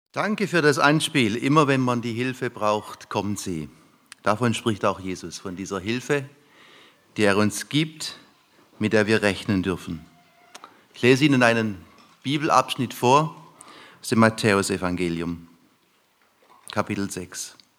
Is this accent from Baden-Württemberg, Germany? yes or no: yes; lower Neckar valley near Heidelberg, Baden-Württemberg, Germany; Wir fuhren ins untere Neckartal Richtung Heidelberg zu. Ich komme aus der Gegend.